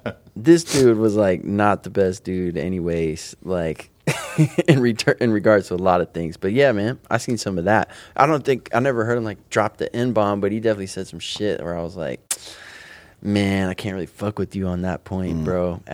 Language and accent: English; United States; I'm from United States.